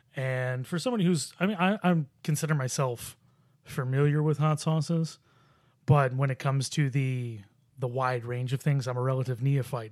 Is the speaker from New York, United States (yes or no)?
yes; Buffalo, New York, United States; I grew up in Buffalo.